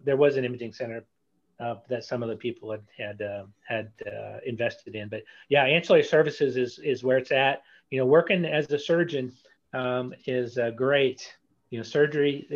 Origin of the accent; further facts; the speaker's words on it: East Texas, United States; also born or lived in San Antonio, Texas; now in Galveston, United States; I'm from East Texas